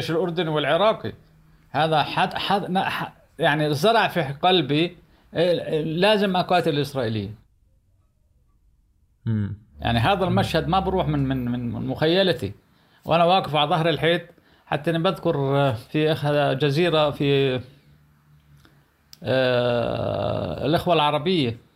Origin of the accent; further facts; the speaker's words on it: Palestine; انا فلسطيني ابن فلسطين اكثر من هيك يعني آه، نظرت دمي وجهدي وشبابي الى فلسطين